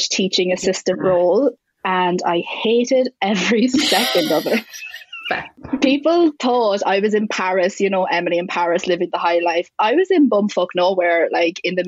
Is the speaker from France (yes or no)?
no; Ireland; I'm Irish